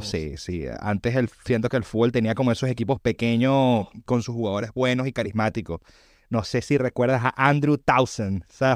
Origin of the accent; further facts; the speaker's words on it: Caracas, Capital District, Venezuela; Yo nací en Venezuela. Soy de Caracas.